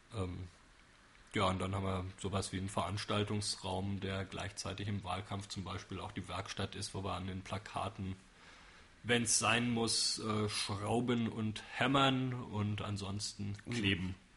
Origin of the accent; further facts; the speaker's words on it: Frankfurt, Hesse, Germany; now in Würzburg, Germany; Frankfurt höchst. Im städtischen Krankenhaus bin ich geboren, dann zehn Jahre in einem Vorort gelebt, der Psalsheim heißt.